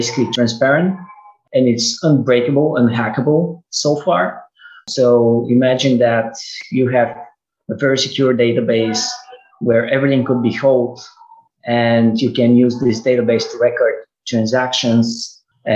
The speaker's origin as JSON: {"language": "English", "country": "Bulgaria", "also_born_or_lived": "Connecticut", "moved": "as an adult", "lives_now": "United States", "said": "I'm originally from Bulgaria, a small country in Eastern Europe, part of the European Union"}